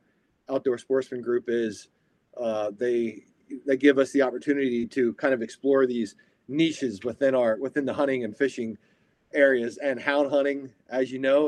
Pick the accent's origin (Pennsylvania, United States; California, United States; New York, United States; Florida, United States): Pennsylvania, United States; moved away as an adult; also born or lived in Virginia; I was born and raised in Pennsylvania, spent quite a bit of time in Virginia, and then came back to Pennsylvania about 5 years ago, luckily back to my home state.